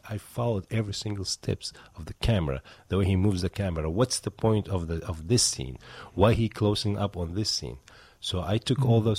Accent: Baghdad, Baghdad Governorate, Iraq; moved away as an adult; now in United States; I'm originally from Iraq, mm-hmm. from the capital city, Baghdad.

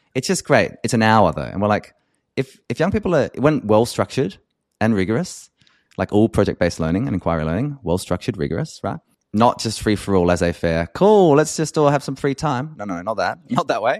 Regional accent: Australia; an Australian white cisgender man

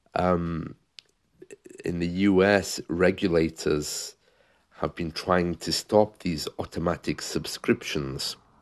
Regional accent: United Kingdom; as a British man, uh, when I was growing up in the seventies

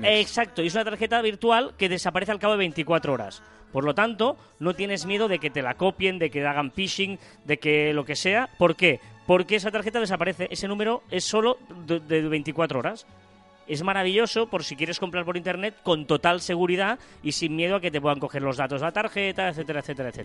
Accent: Sabadell, Catalonia, Spain; Soy de Sabadell

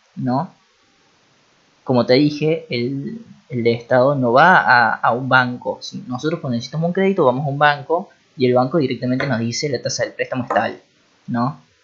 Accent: Argentina; los mismos argentinos

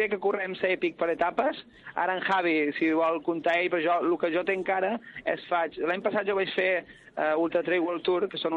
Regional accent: Balearic Islands, Spain; Soc un menorquí que mai està a Menorca. Soc, eh, soc de Menorca, estudia a Salamanca

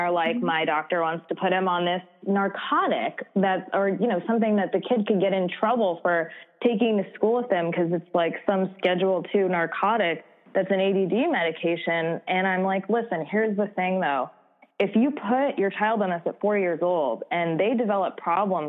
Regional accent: New York, United States; I grew up in New York

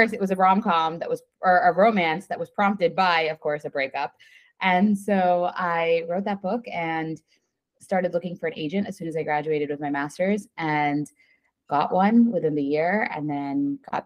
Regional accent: State College, Pennsylvania, United States; I grew up in State College and went to Penn State

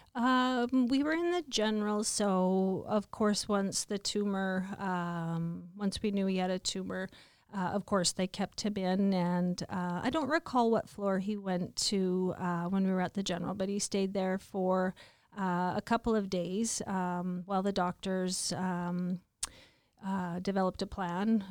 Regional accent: Stoughton, Saskatchewan, Canada; also born or lived in Regina / White City; I was born in Regina. I was raised in um, Stoughton, an hour and a half uh, southeast of Regina. Um, raised on a farm.

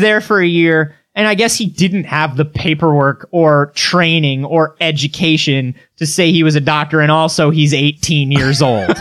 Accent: Florida, United States; I'm from Florida

